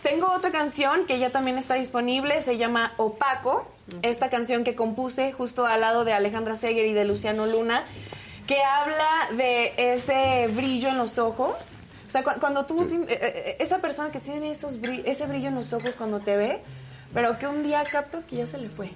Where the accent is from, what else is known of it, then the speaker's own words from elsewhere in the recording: Querétaro, Mexico; Yo soy de Querétaro